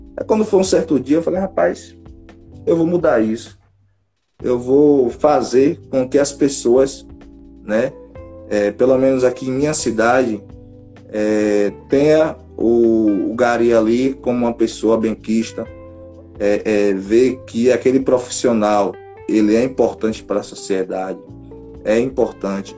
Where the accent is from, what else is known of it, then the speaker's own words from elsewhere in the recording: Feira de Santana, Bahia, Brazil; Sou da cidade de Feira de Santana, daqui da Bahia